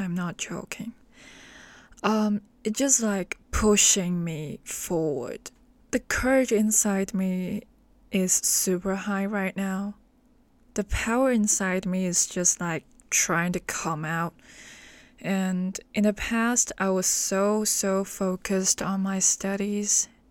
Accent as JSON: {"language": "English", "country": "Hong Kong", "second_language": "English", "said": "I'm from Hong Kong."}